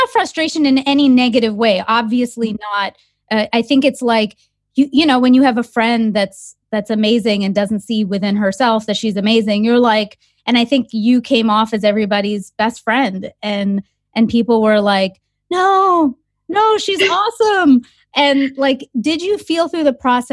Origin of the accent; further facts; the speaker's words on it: Toronto, Ontario, Canada; I'm from Canada, and in Toronto, we have a big Indo-Caribbean community. So I've grown up with, a lot of friends